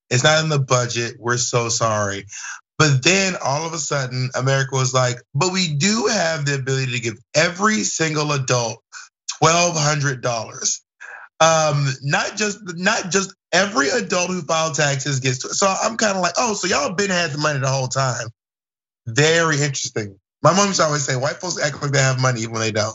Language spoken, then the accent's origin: English; the South, United States; me growing up in the South.